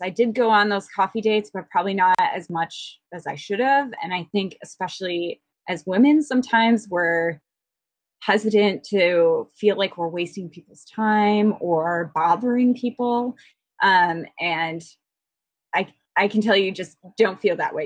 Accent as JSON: {"language": "English", "region": "Midwest", "country": "United States", "moved": "yes", "said": "I'm originally from the Midwest where we're infamously informal"}